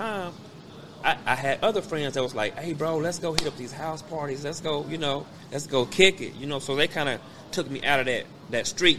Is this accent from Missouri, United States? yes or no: yes; Kansas City, Missouri, United States; I was raised in the hood. You know what I'm saying? We moved, we live over on 3412 Wabash.